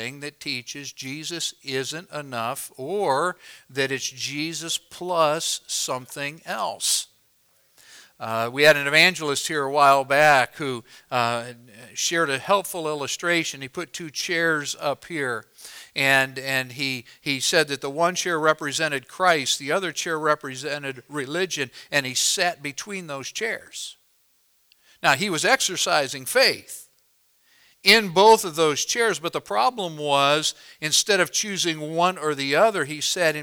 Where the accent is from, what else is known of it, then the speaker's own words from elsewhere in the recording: Illinois, United States; where I was raised in Illinois